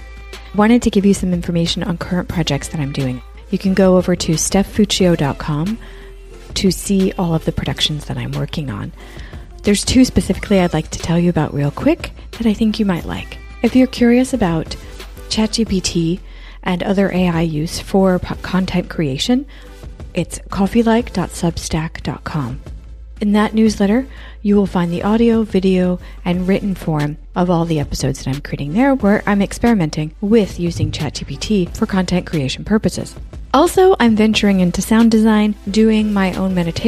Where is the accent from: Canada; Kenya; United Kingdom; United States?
United States; also born or lived in Shanghai, China; now in Copenhagen, Denmark; I'm an American expat in Copenhagen, Denmark